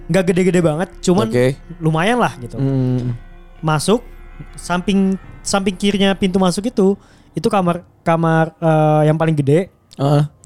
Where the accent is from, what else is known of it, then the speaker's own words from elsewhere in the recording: Bekasi, West Java, Indonesia; Jadi tuh gue tuh pas kecil itu tinggal di daerah Durenjaya, Bekasi.